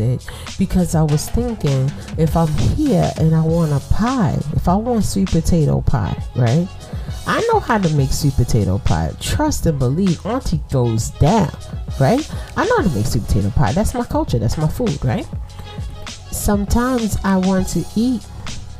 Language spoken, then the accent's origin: English; New York City, New York, United States; also born or lived in East Flatbush, Brooklyn; I'm from Brooklyn